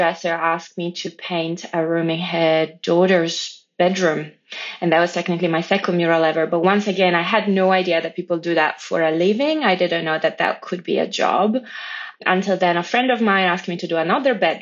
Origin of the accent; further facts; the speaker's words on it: Italy; moved away as an adult; also born or lived in Poland; now in Australia; But so I was born in Poland. I grew up in Italy